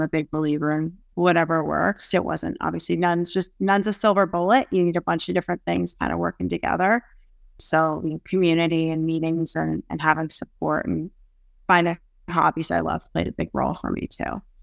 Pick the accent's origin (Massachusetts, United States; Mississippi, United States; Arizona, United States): Massachusetts, United States; Boston area; I am from the Boston area, so suburbs right outside of Boston